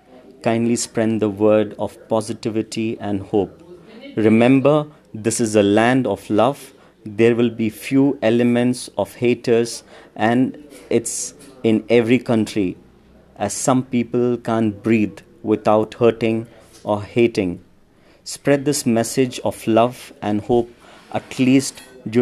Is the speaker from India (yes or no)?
yes; India; as an Indian